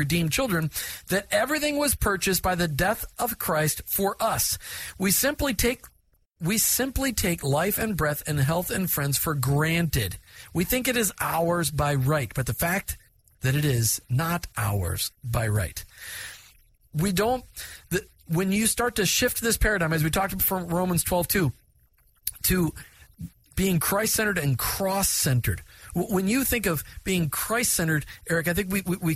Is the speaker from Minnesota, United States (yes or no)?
yes; Minnesota, United States; I grew up in Minnesota